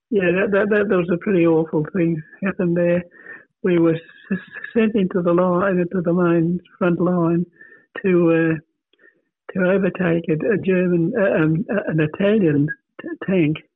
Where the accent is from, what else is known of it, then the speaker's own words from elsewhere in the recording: Australia; moved away as an adult; my upbringing was on the farm right from the day I was born. I was born in Matawa. Uh, that's a local town, and and lived until uh, I moved here to, to, to the city.